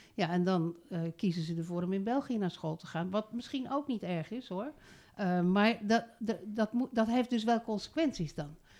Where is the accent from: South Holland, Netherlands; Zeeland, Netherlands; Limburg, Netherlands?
South Holland, Netherlands; Rotterdam; moved away as an adult; also born or lived in Voorne-Putten; now in Zuidland, Netherlands; Ik ben geboren in Rotterdam. Ik was wethouder in Rotterdam.